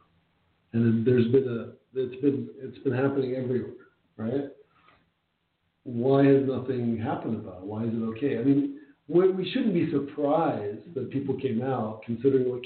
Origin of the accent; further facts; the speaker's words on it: New York City, New York, United States; I was born in Queens, New York. My parents are Egyptian, making me Egyptian, but I'm really like I'm American